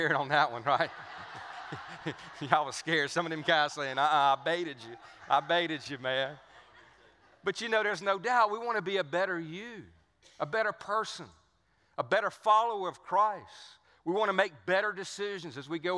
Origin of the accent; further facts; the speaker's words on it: Cajun Louisiana, United States; accent: Cajun; I grew up right down the street from here